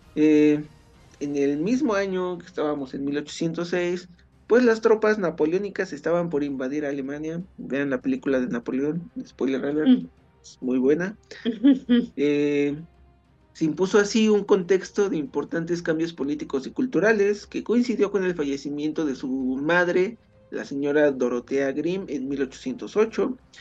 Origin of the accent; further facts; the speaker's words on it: Mexico; por lo menos los mexicanos